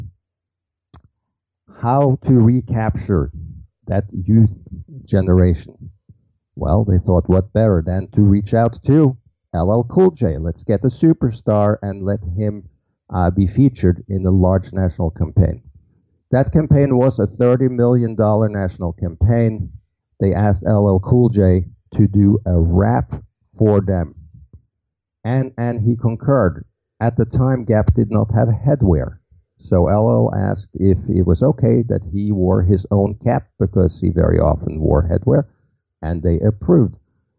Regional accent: Norway; now in New York City, United States; Most people think it's from Brooklyn since I, you know, work in New York City. I'm actually from Norway.

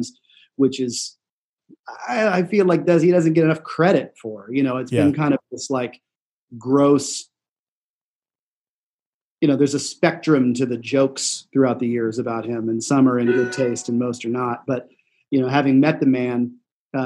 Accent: Kansas City, United States; had friends that I grew up with in Kansas City

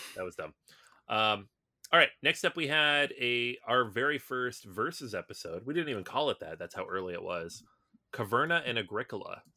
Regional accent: Seattle, Washington, United States; I grew up in Seattle

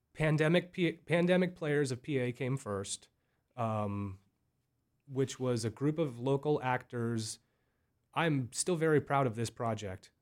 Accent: Berks County, Pennsylvania, United States; I grew up from such a small little area of Berks County

